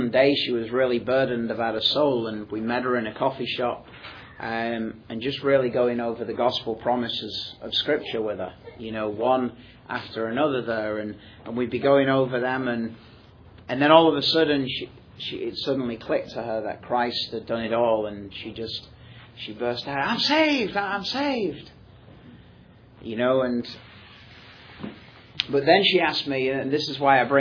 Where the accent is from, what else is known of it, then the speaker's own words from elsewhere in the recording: Manchester, North West England, United Kingdom; I'm from Manchester in England, which is a large multicultural city.